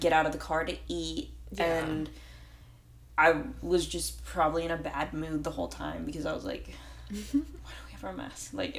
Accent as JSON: {"language": "English", "region": "California", "country": "United States", "moved": "as an adult", "lives_now": "Florida, United States", "said": "We're from California"}